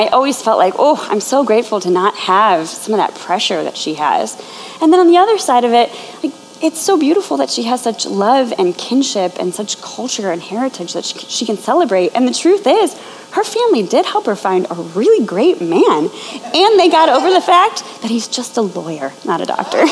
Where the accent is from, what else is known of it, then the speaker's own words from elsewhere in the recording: Chicago, Illinois, United States; moved away as an adult; also born or lived in Indianapolis; now in New York, United States; I'm originally from the Chicagoland area